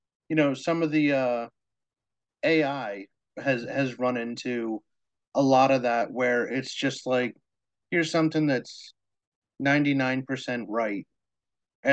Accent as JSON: {"language": "English", "region": "New Hampshire", "country": "United States", "tie": "born or raised there", "said": "I was raised in New Hampshire, and New Hampshire has a very distinct accent."}